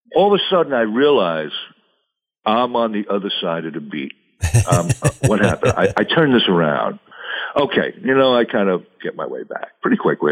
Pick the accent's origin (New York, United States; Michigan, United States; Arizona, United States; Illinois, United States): New York, United States; South Shore of Long Island; I grew up on the South Shore of Long Island, which is very close to uh, New York City, maybe 30 minutes outside of the city